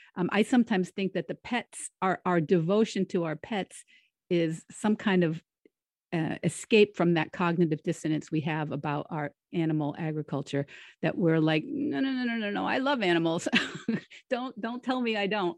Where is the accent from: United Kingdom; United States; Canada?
United States; near the Connecticut River, New England; also born or lived in Florida / Rhode Island; I grew up near the Connecticut River. I still live near the Connecticut River